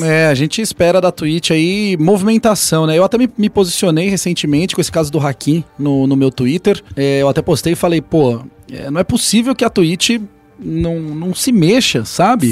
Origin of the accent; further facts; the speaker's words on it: Brazil; somos brasileiros